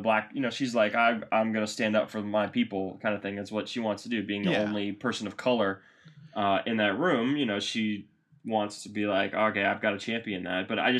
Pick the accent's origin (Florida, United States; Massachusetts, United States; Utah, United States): Massachusetts, United States; Boston; You know, we're best friends from Boston.